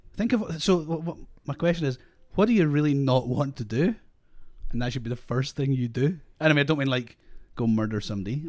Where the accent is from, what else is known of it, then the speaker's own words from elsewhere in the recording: Scotland, United Kingdom; now in Australia; I'm Scottish, but we're in Australia